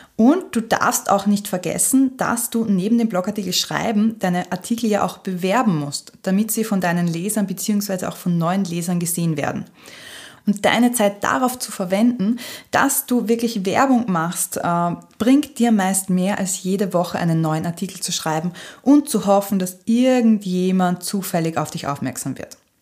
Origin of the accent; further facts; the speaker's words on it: Austria; bei uns in Österreich